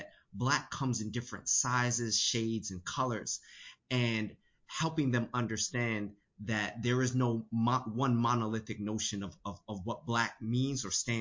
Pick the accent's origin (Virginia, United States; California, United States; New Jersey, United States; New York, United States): New York, United States; New York City; also born or lived in Panama / China / Taiwan; I was born in Panama and grew up in New York City.